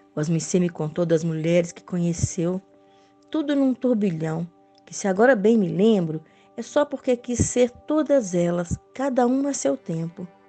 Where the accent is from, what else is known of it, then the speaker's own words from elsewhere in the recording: Belo Horizonte, Minas Gerais, Brazil; now in Barbacena, Brazil; eu sou de Belo Horizonte, moro em Barbacena, Minas Gerais